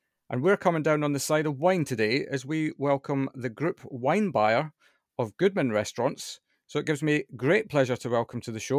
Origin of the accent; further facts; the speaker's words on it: Scotland, United Kingdom; As a Scotsman, I don't think I could have sounded any more Scottish.